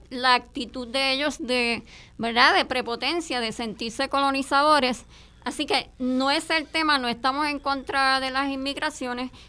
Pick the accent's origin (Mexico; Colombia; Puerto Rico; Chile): Puerto Rico; hemos tenido inmigraciones bien provechosas para Puerto Rico, como la dominicana, pero ¿cuál es la diferencia? que nuestros hermanos ¿verdad? caribeños eh, dominicanos se han integrado a la sociedad puertorriqueña, han respetado nuestras comunidades